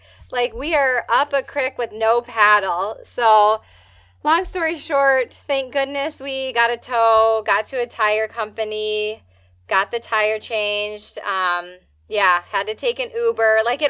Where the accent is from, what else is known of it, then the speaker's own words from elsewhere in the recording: Wisconsin, United States; Like, we're from Wisconsin.